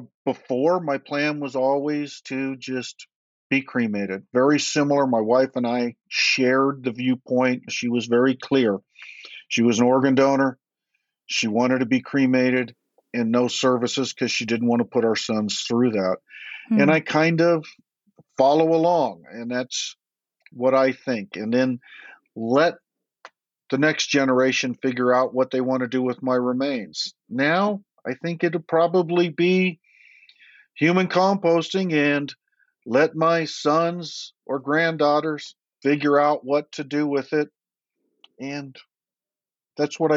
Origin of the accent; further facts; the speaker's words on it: Nevada, United States; I was raised in Nevada